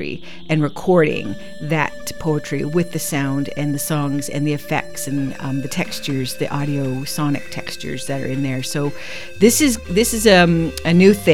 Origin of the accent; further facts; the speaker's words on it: Six Nations, Ontario, Canada; moved away as an adult; now in Victoria, Canada; I am Mohawk Tuscarora from Six Nations, and I live here on traditional Coast Salish territory for 22 years